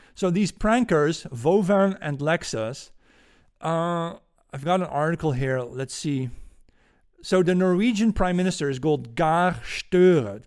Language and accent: English; Netherlands; accent: Dutch; English is a second language; my Dutch accent